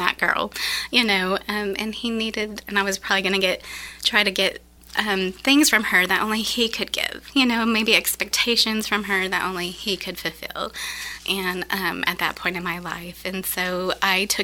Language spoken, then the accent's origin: English; Wyoming, United States; moved away as an adult; now in Sulphur Springs, United States; I'm from Wyoming